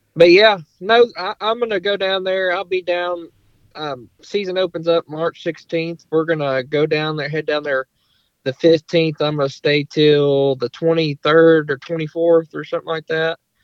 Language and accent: English; Longview, Texas, United States; I'm from East Texas, um, Longview area.